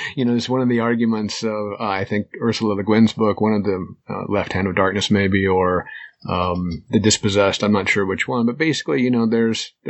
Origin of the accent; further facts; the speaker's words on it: United States; as an American